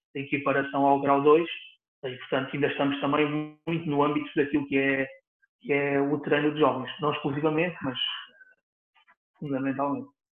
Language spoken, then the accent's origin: Portuguese; Setúbal, Portugal; aqui em Setúbal, onde eu, onde eu nasci, onde eu vivo.